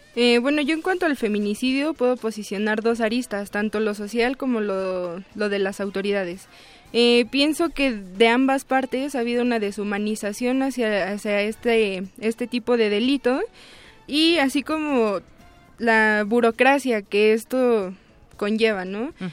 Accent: Tlalnepantla de Baz, State of Mexico, Mexico; yo soy originaria del Estado de México, específicamente del municipio de Tlalnepantla de Vaz

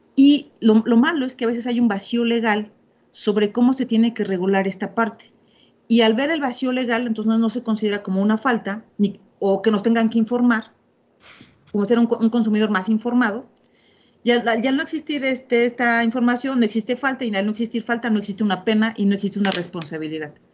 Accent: Mexico; soy mexicana

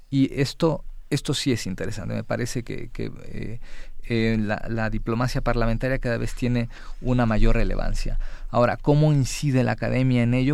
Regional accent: Mexico; como Estado mexicano

